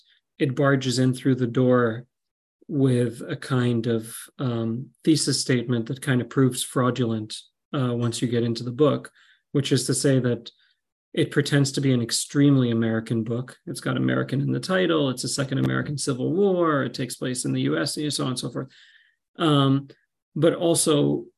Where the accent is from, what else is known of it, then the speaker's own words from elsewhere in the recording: Qatar; I grew up in Qatar